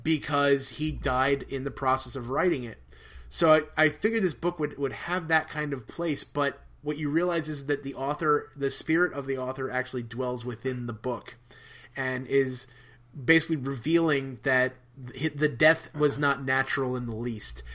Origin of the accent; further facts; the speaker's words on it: New Jersey, United States; when I was a kid, there used to be a magazine called Weird New Jersey